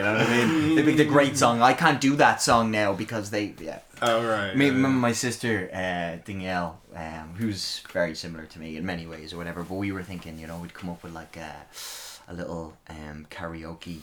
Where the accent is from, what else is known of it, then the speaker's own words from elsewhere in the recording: Dublin, Leinster, Ireland; I'm from Blanchardstown, and we've basically no nightclubs out there anymore